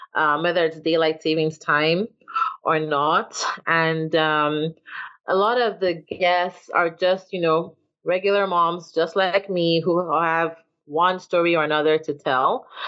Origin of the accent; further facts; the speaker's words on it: Nigeria; now in Atlanta, United States; I'm Nigerian and I live in Atlanta